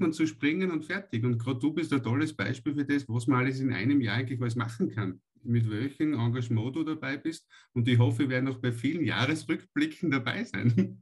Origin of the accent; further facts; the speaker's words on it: Austria; bei uns in Österreich